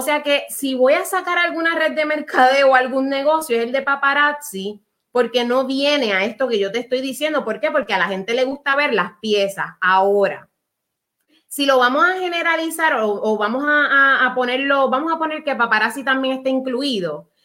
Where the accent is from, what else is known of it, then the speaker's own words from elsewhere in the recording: Puerto Rico; Somos boricuas